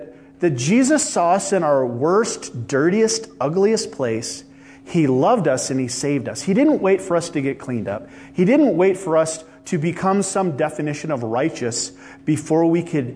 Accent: Midwest, United States; now in Los Angeles, United States; I come from the Midwest

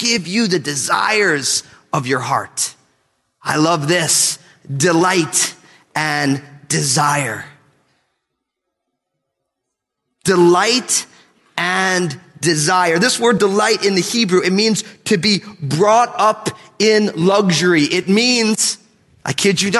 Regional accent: United States

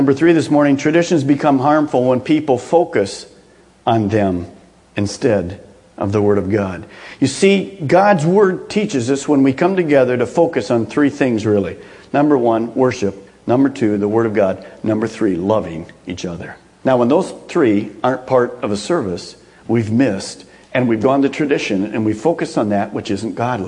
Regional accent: Michigan, United States; moved away; we'd go back home to Michigan

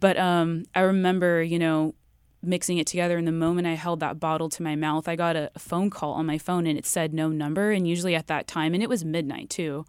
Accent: Riverside, California, United States; I grew up in Riverside

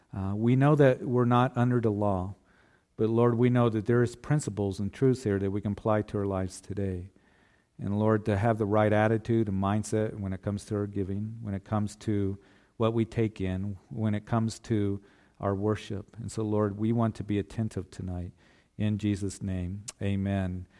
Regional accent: Kansas, United States; a kid growing up in Kansas, you know, we were always fishing for catfish

